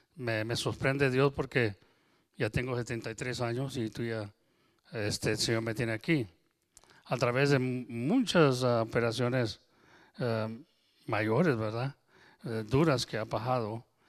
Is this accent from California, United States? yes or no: no; Texas, United States; accent: Tex-Mex; yo soy nacido y creo aquí en Texas, y nosotros el español de nosotros le llamamos Tex-Mex